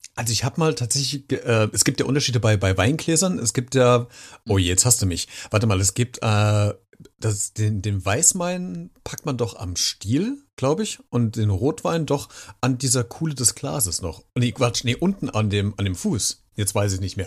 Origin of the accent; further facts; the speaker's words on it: Germany; wir gerne machen als Deutschen